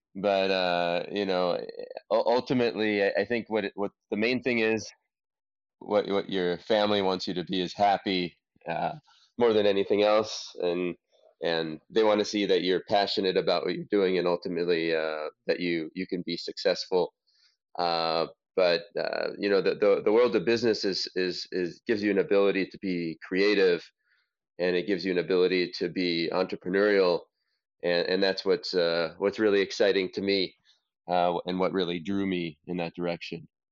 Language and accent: English; Los Angeles, California, United States; I grew up in Los Angeles, uh, in in California, in the United States